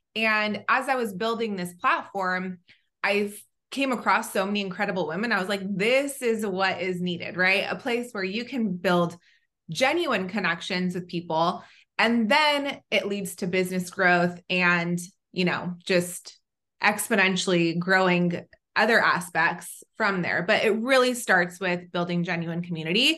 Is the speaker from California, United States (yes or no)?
yes; Southern California, United States; also born or lived in Israel / North Carolina; I grew up in Southern California where I'm back